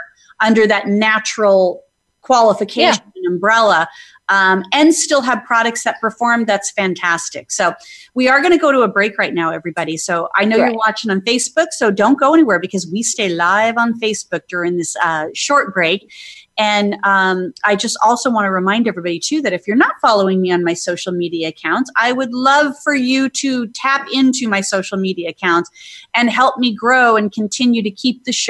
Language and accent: English; Phoenix, Arizona, United States; now in Atlanta, United States; I'm from Phoenix, Arizona, so that's what I'm used to. I moved here to Atlanta